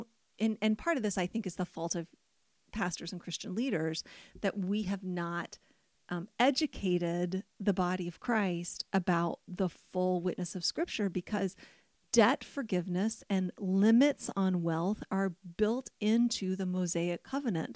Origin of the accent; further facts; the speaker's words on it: United States; as an American